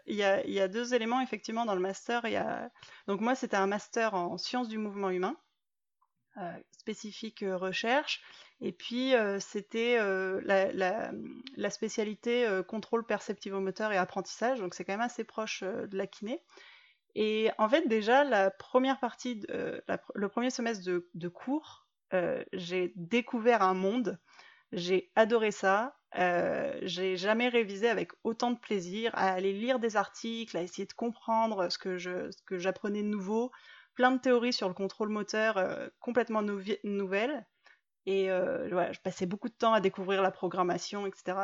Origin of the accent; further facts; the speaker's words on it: the Alps, France; moved away as an adult; also born or lived in Montreal, Canada / Marseille; now in Bordeaux, France; j'ai grandi dans les Alpes